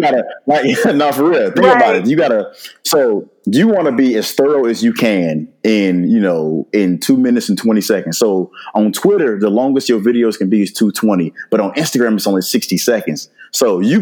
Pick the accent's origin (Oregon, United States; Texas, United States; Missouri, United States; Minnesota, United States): Missouri, United States; St. Louis; moved away as an adult; also born or lived in Norfolk, Virginia; now in Atlanta, United States; Born and raised in St. Louis, Missouri. I lived there